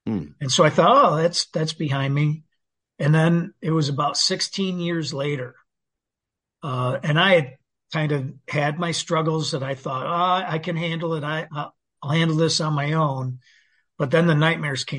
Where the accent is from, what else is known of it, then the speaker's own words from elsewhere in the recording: Saginaw, Michigan, United States; I grew up in Saginaw, Michigan